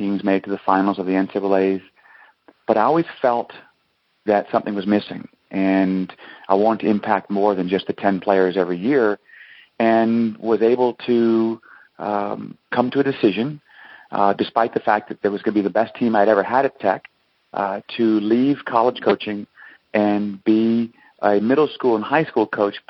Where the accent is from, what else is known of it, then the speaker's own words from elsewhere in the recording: New Orleans, Louisiana, United States; moved away as an adult; also born or lived in Arkansas; I grew up in New Orleans and played junior tennis